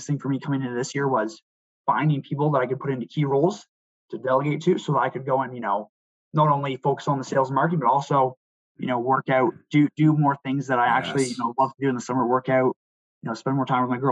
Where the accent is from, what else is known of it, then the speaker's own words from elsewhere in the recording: Port Perry, Ontario, Canada; I'd grown up, so my hometown is Port Perry, and big farming community